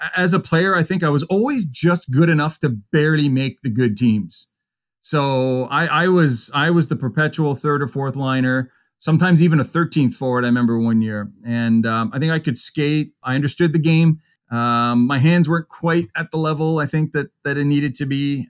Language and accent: English; Pembroke, Ontario, Canada; also born or lived in Kingston; practiced in back in my hometown Pembroke for a few years